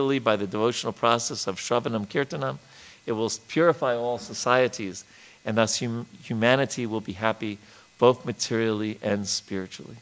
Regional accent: New York, United States; moved away; as a kid growing up in New York

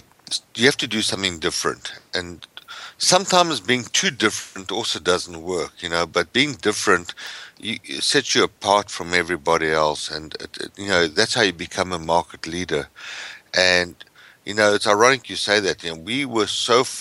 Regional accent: South Africa; moved away as an adult; now in United States; I come from South Africa originally.

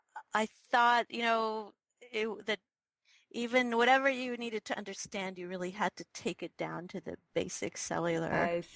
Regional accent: Israel; moved away; also born or lived in New York; So I'm originally from Israel, and I mostly grew up in Israel, but my dad was in the Foreign Office, and so we actually traveled a lot as kids.

